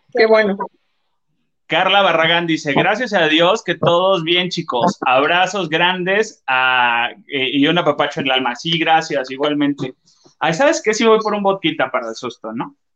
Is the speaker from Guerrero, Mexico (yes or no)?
yes; Acapulco, Guerrero, Mexico; now in Mexico City, Mexico; Soy de Guerrero, en Acapulco